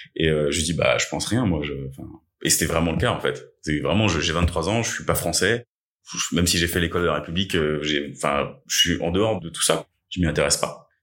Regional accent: Essonne, Île-de-France, France; also born or lived in Chile / Paris; on a émigré en France en 96 avec mes parents et mon frère. On était sans papier pendant deux ans. Euh, j'ai grandi dans, à Tismons dans le 91

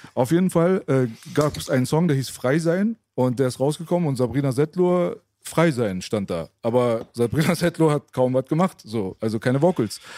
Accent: Berlin, Germany; also born or lived in Friedenau / Lankwitz; Ich bin in Kreuzberg auf, aufgewachsen

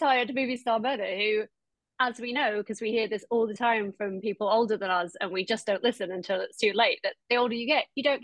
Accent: Doncaster, Yorkshire and the Humber, United Kingdom; moved away as an adult; also born or lived in Nottingham / London / New York; now in Los Angeles, United States; I'm from Doncaster originally. And I lived in a little mining village in South Yorkshire until uni

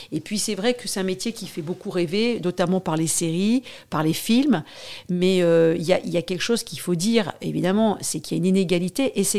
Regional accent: Paris, Île-de-France, France; Je, je viens pas de la banlieue, je suis vraiment un pur produit, euh, enfin, j'ai de, de, de province, mais je suis née à Paris.

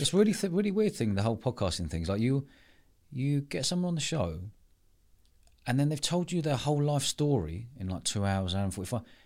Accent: London, United Kingdom; moved away as an adult; growing up, I spent most of my life in London until moving down here

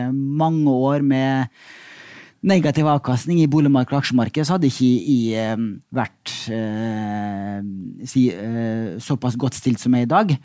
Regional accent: Molde, Møre og Romsdal, Norway; Molde, der jeg vokste opp.

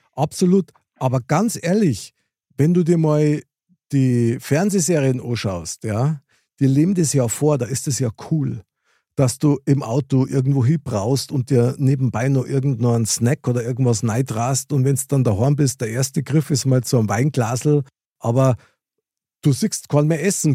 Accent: Munich, Bavaria, Germany; ich als äh, Münchner Kindl

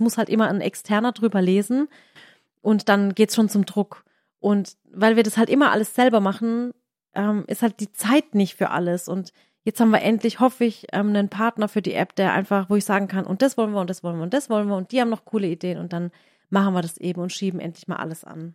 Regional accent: Waghäusel, Baden-Württemberg, Germany; meine Heimat ist hier Warkhäusel, aber das ist irgendwie trotzdem so, so die zweite Heimat

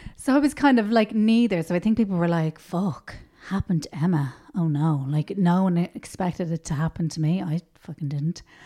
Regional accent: Dublin, Leinster, Ireland; also born or lived in Tallaght; I grew up in Rathfarnham

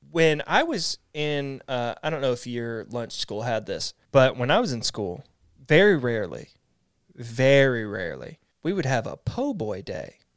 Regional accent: East Texas, United States; I grew up in Texas and we're right next to, I grew up in the part that's, like, right next to Louisiana, too

